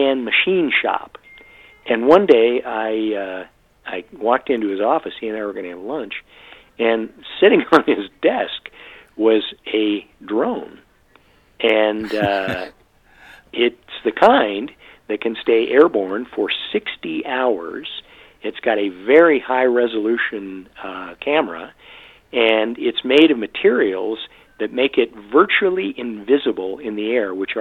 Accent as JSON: {"language": "English", "town": "Great Falls", "region": "Montana", "country": "United States", "tie": "born or raised there", "said": "the town I grew up in Montana. And that town is home to Malmstrom Air Force Base"}